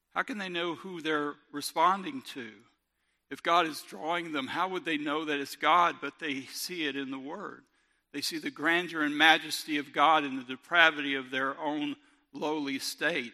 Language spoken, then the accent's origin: English; Robertsdale, Alabama, United States; I'm from Robertsdale